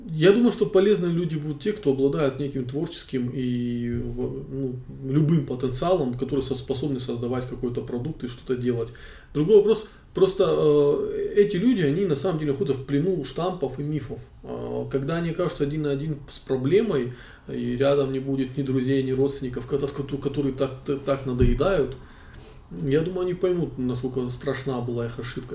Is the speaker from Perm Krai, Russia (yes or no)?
no; North Ossetia–Alania, Russia; moved away as an adult; also born or lived in Moscow; я из Осетии